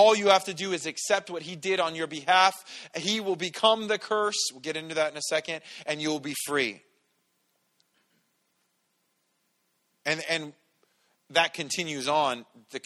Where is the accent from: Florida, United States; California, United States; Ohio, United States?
California, United States; San Bernardino; I grew up in San Bernardino.